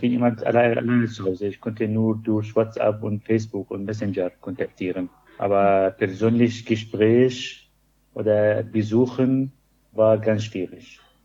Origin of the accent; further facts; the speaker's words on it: Syria; German is a second language; moved away as an adult; also born or lived in Greifswald; ich komme aus Syrien